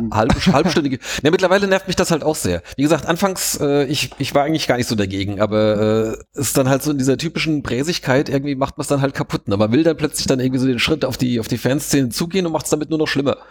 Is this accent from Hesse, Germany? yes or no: yes; Wiesbaden, Hesse, Germany; ich bin ja selbst Wiesbadener